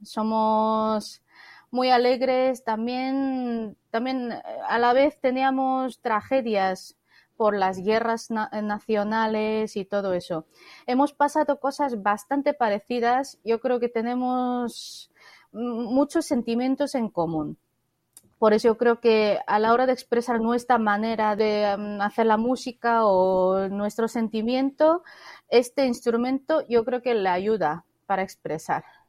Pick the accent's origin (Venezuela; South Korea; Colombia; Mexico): South Korea; Spanish is a second language; moved away; also born or lived in Spain; Yo soy coreana